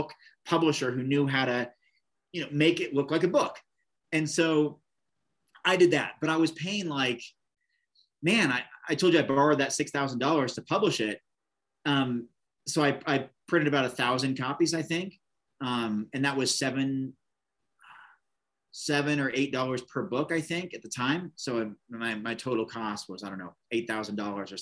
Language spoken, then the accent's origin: English; Oregon, United States; Bend, Oregon, this little town, and my home state